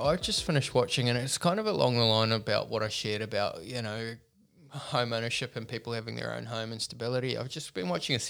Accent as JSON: {"language": "English", "country": "New Zealand", "said": "I'm a Kiwi"}